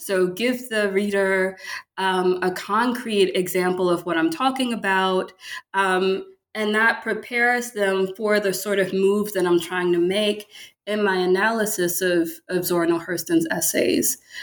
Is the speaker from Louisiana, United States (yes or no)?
yes; Baton Rouge, Louisiana, United States; moved away as an adult; also born or lived in Michigan / Pennsylvania; now in Memphis, United States; I'm from Louisiana, um, Baton Rouge, Louisiana